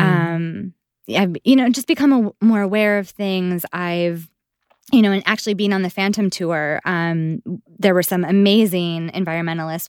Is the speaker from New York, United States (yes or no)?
yes; Buffalo, New York, United States; moved away; I'm originally from Buffalo